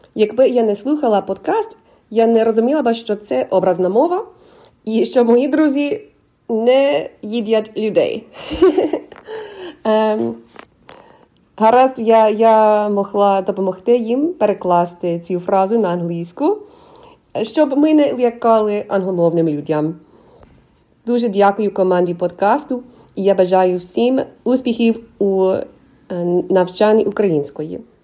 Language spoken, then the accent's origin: Ukrainian; United States; Ukrainian is a second language; also born or lived in Ukraine; я американка